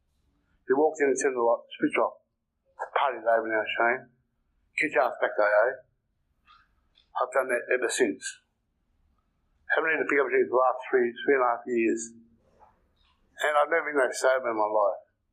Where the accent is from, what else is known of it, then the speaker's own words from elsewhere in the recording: Sydney, New South Wales, Australia; moved away; also born or lived in Brisbane / Adelaide; I'm originally from Sydney